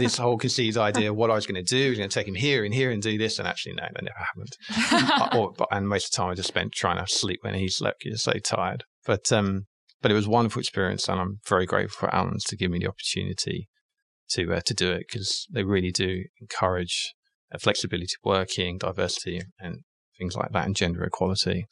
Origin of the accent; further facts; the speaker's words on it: England, United Kingdom; moved away; also born or lived in London; I'm English, and I started my career in obviously in the UK in London